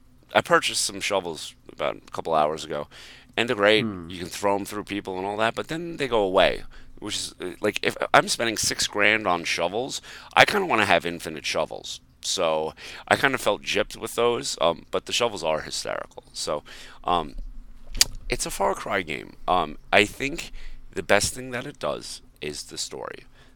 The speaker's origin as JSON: {"language": "English", "region": "Montana", "country": "United States", "said": "Yeah, absolutely, to Montana."}